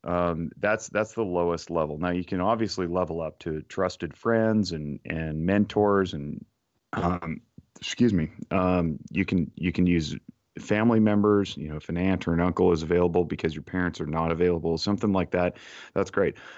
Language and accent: English; Reno, Nevada, United States; born and raised in Reno, Nevada.